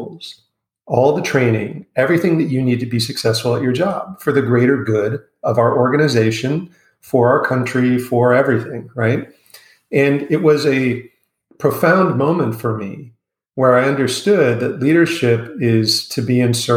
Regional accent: United States; accent: American; moved away as an adult; also born or lived in Asia / Europe; I grew up in the United States.

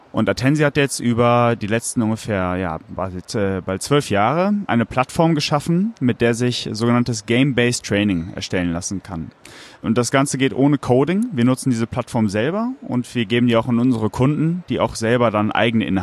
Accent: Cologne, North Rhine-Westphalia, Germany; bin eben auch gebürtiger Kölner

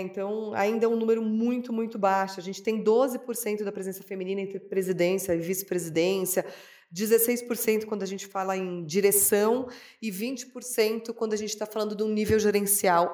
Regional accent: São Paulo, Brazil; eu nasci em São Paulo

